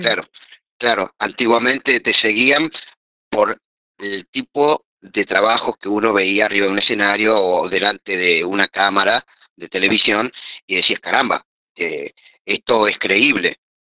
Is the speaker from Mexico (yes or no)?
no; Argentina; nosotros como argentinos